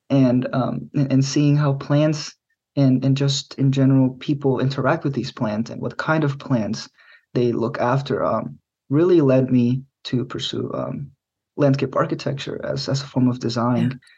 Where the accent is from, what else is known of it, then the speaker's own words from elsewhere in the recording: central Mexico, Mexico; also born or lived in Middle Tennessee, United States; now in United States; I was born in Middle Tennessee, here in the states, but I grew up in Central Mexico, and my family moved around a lot.